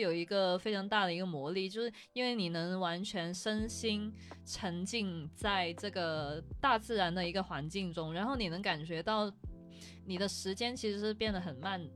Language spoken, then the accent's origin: Chinese; Guangdong, China; 跟我们广东这边喝早茶差不多